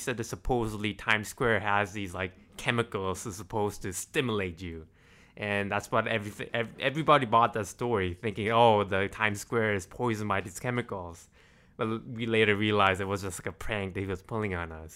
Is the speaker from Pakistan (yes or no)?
no; South Korea; moved away as an adult; now in United States; I was born in South Korea, and I pretty much stayed my entire life in South Korea.